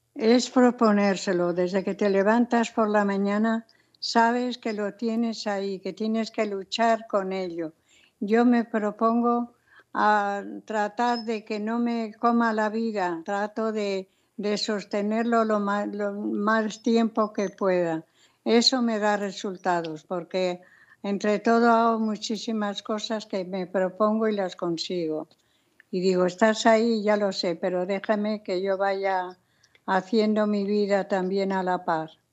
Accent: Spain; also born or lived in Los Angeles; el asau de mi tierra

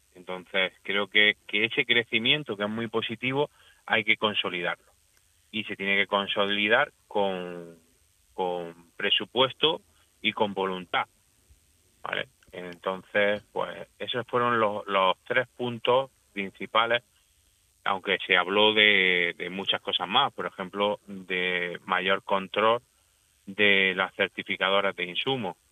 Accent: Almería, Andalusia, Spain; yo yo soy de Almería, yo soy agricultor almeriense

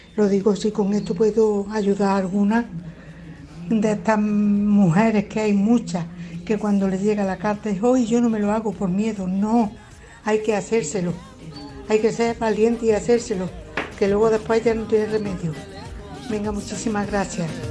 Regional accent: Córdoba, Andalusia, Spain; soy de Córdoba y aquí en oncología, aquí en Córdoba

